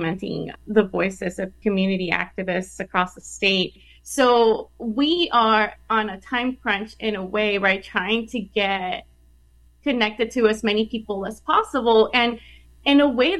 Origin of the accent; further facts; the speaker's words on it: El Paso, Texas, United States; I did field work in El Paso. I am from El Paso. I study and research El Paso. I went to school there.